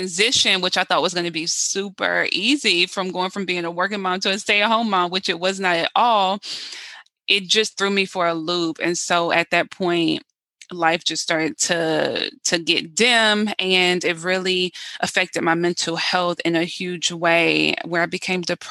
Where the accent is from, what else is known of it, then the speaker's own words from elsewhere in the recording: South Carolina, United States; now in Baltimore, United States; I'm originally from South Carolina